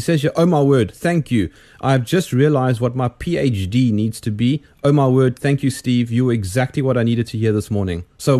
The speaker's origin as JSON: {"language": "English", "country": "South Africa", "said": "I'm South African"}